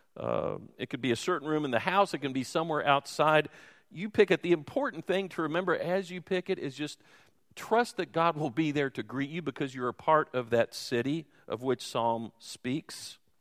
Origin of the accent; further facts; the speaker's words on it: Louisville, Kentucky, United States; moved away; I'm from Louisville, which is more of a Yankee town.